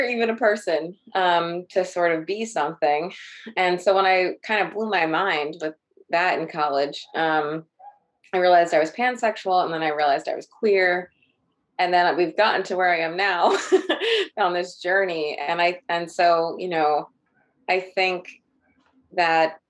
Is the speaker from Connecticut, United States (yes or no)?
no; New York, United States; I grew up in New York and in a split like household